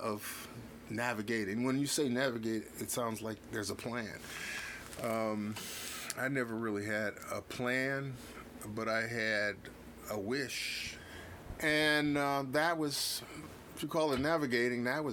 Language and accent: English; Los Angeles, California, United States; also born or lived in Watts, California; I grew up in South Central